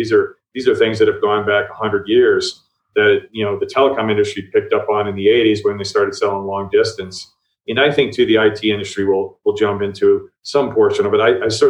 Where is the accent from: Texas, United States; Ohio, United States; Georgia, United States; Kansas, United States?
Ohio, United States; also born or lived in New Jersey / Colorado; Well, I grew up all over. I'm from Ohio originally.